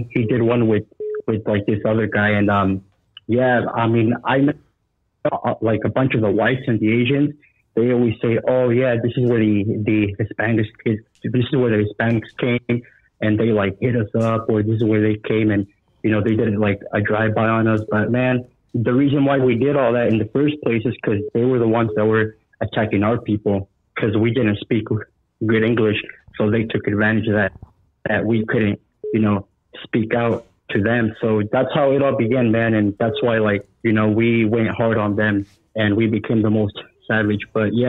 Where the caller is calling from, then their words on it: Oregon, United States; I'm calling from Oregon. Can you guys hear me?